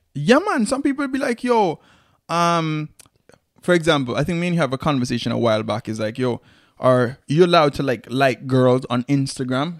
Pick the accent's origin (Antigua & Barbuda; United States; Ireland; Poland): Antigua & Barbuda